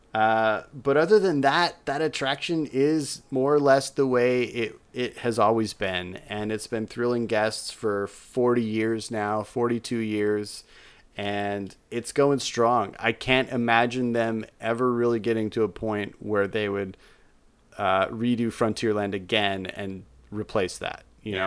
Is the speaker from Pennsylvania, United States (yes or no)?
no; Utah, United States; my home state of Utah